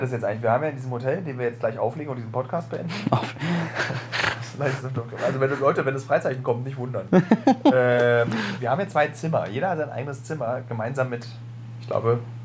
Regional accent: Berlin, Germany; dass wir beide echte Berliner sind

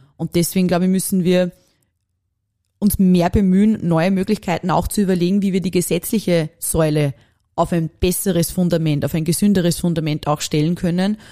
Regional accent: Upper Austria, Austria; dass ich Oberösterreicherin bin

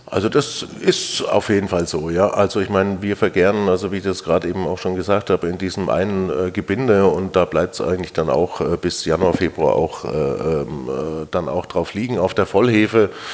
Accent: Germany; das haben wir so als Deutscher in der Breite nicht gelernt

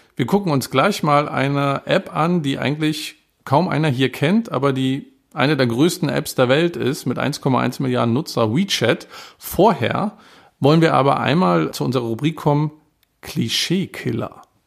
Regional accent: Germany; ich bin Deutscher und lerne seit vier Jahren Chinesisch

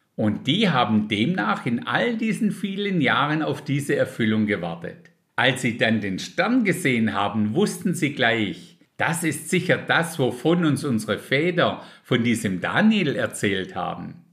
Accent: Germany; bei uns in Deutschland

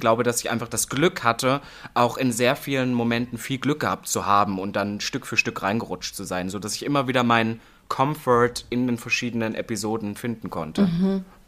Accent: Halle, Saxony-Anhalt, Germany; moved away as an adult; now in Berlin, Germany; im Osten, also in Halle, wo ich aufgewachsen bin, Halle-Saale

